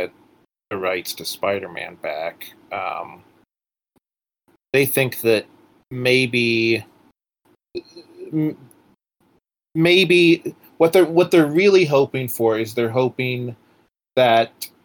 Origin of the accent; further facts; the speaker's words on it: Pittsburgh, Pennsylvania, United States; I'm from Pittsburgh, Pennsylvania